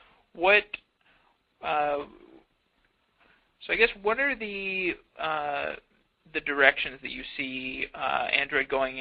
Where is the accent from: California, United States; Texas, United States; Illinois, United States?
Texas, United States; Austin; I'm actually in the United States. I'm from Austin